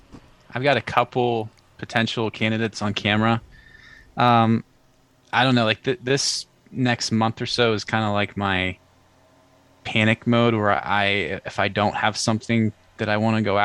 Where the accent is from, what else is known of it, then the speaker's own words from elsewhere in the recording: Pennsylvania, United States; I grew up in Western PA. I think I might have mentioned this the first time I was on here with you guys, but grew up in Western PA, like a big hunting area